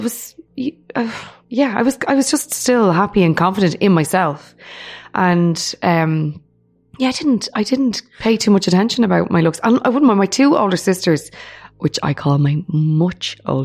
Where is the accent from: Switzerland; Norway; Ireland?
Ireland; Dublin, Leinster; brought up in Finglas, north side of Dublin.